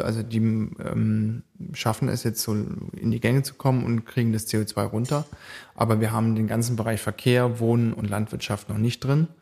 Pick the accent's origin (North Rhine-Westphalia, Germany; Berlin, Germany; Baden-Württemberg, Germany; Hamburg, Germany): Baden-Württemberg, Germany; Baden-Baden; ich wohne auch, äh, noch in Baden-Baden, das ist in dem Wahlkreis drin, das ist meine Heimatstadt